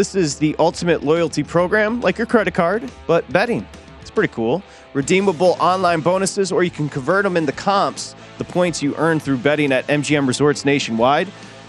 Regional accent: Michigan, United States; moved away; growing up in Michigan, where you didn't see the sun for literally months on end, and it was just gray all day

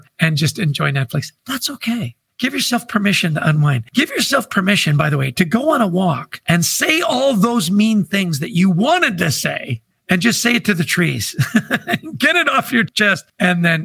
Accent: Vancouver, British Columbia, Canada; I grew up in Vancouver, British Columbia.

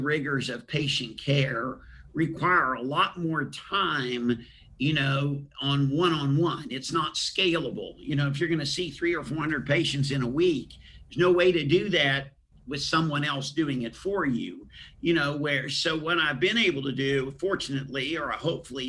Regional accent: Huntington, West Virginia, United States; I grew up in West Virginia, Huntington, West Virginia

